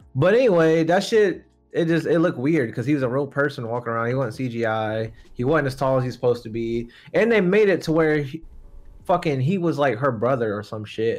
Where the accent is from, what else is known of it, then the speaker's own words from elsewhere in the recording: United States; we're American here